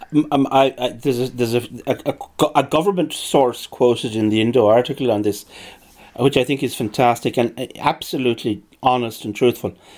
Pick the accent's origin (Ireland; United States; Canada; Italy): Ireland